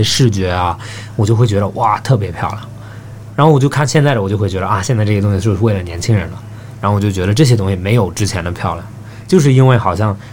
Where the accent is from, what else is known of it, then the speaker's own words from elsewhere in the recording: Australia; moved away; 我小时候在澳大利亚长大的